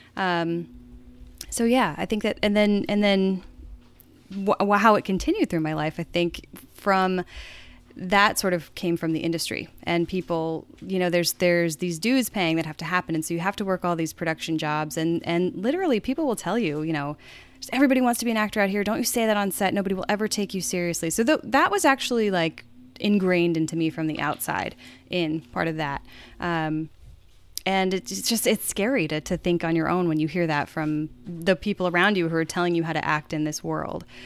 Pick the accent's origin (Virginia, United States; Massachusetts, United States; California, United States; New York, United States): Virginia, United States; Chesterfield; moved away as an adult; now in Los Angeles, United States; I grew up in Chesterfield, Virginia